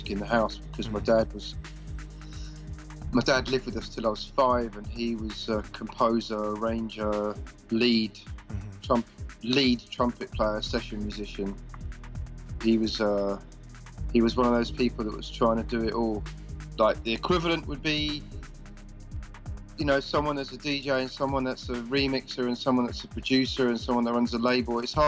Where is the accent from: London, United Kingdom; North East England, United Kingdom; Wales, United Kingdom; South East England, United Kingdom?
London, United Kingdom; now in Brighton, United Kingdom; I come from London, actually, but because I've lived here longer than I didn't live here, then technically I can say I'm from here